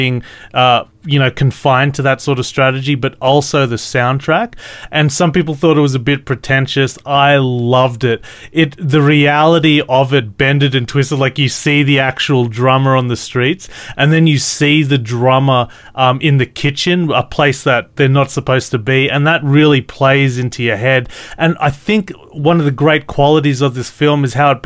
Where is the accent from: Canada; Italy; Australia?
Australia; I'm Australian